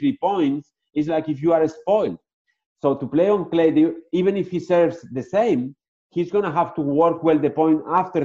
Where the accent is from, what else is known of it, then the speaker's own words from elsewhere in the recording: Barcelona, Catalonia, Spain; English is a second language; moved away as an adult; also born or lived in Madrid / Pamplona; now in Naples, United States; I was born in Madrid. My parents were living at the time in Pamplona, and then they moved to Barcelona